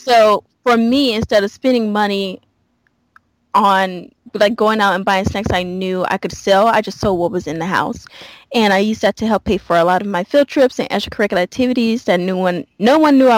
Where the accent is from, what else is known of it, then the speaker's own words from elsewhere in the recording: Louisiana, United States; moved away; I grew up in Louisiana, born and raised Southern girl, like through and through